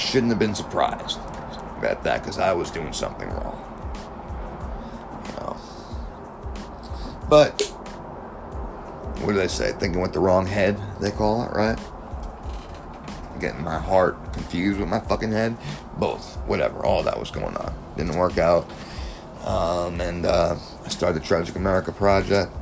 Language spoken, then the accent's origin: English; South Florida, United States; also born or lived in New York; I was born in New York, raised down here, South Florida